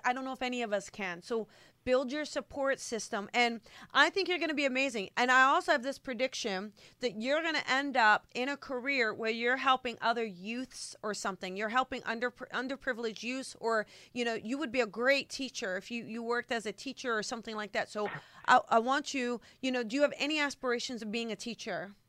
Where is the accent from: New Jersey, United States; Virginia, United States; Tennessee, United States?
New Jersey, United States; I'm from Jersey